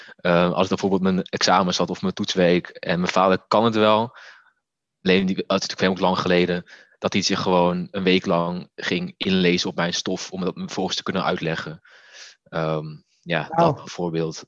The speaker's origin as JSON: {"language": "Dutch", "country": "Netherlands", "tie": "born or raised there", "said": "als Molukse jongen in een klein Nederlands dorp"}